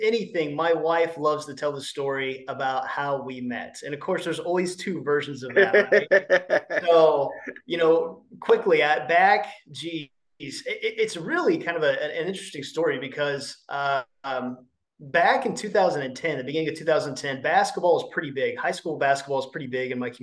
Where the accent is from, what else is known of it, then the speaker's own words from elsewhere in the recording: Connersville, Indiana, United States; I'm from East Central Indiana. I was born in Connersville, and still here today.